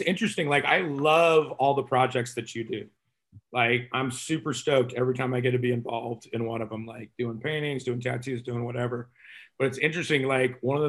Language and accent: English; Texas, United States; I'm Texan